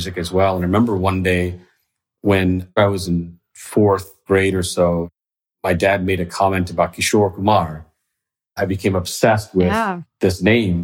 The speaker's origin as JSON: {"language": "English", "town": "Fort Worth", "region": "Texas", "country": "United States", "tie": "born or raised there", "also_born_or_lived": "Dahod, Gujarat, India / Mississippi", "said": "I spent from kindergarten to the end of high school in Fort Worth, Texas"}